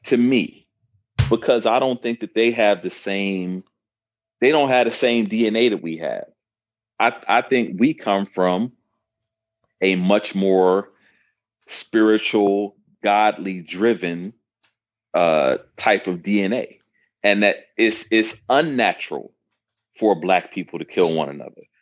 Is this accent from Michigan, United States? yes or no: yes; Detroit, Michigan, United States; I was raised in Detroit